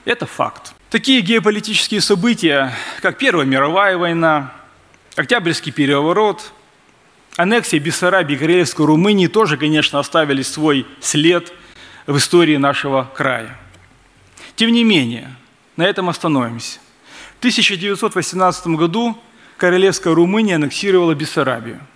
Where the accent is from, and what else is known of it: Transnistria, Moldova